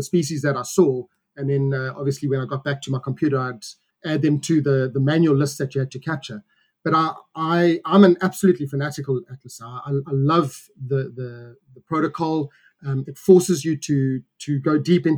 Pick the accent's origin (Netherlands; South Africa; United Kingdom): South Africa; we as South African birders